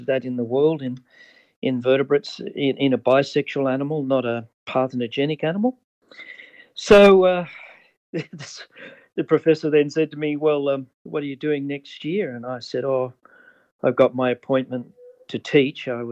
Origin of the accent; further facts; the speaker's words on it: Sydney, New South Wales, Australia; I was born and raised in Sydney, which is one of our largest cities on the east coast.